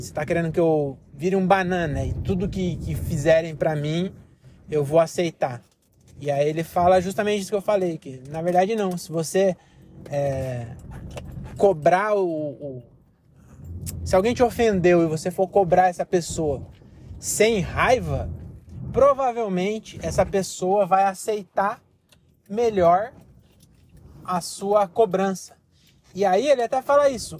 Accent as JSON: {"language": "Portuguese", "country": "Brazil", "said": "Nós somos brasileiros"}